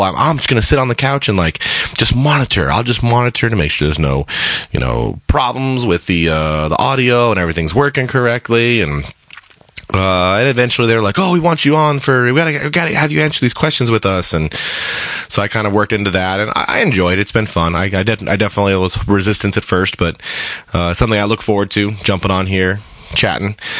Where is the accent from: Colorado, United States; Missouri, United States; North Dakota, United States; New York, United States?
Colorado, United States; now in Seattle, United States; I am from Colorado originally, and I moved out to Seattle, kind of got established out here